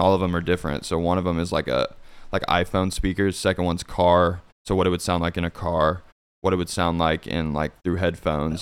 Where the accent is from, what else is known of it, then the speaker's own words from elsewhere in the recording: Fort Scott, Kansas, United States; moved away as an adult; also born or lived in Olathe, Kansas; now in Kansas City, United States; I'm from, uh, a small town called Fort Scott. Um, it's in Kansas.